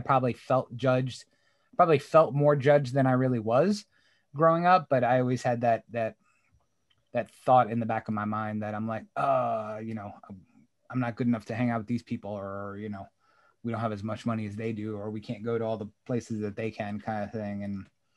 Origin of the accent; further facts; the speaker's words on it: New York, United States; I grew up in New York